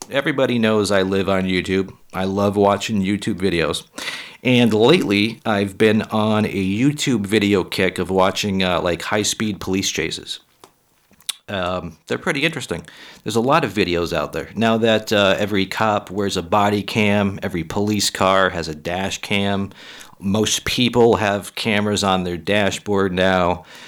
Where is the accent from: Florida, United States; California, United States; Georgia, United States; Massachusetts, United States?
Massachusetts, United States; Massachusetts. That's my home state